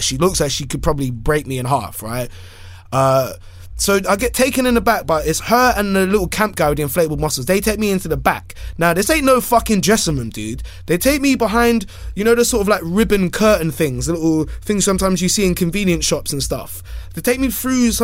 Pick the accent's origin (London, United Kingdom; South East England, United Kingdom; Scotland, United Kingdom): London, United Kingdom; I'm from London